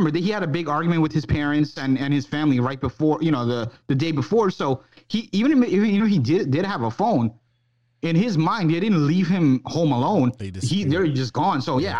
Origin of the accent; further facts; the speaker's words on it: New York, United States; it was shot in New York. That's my hometown.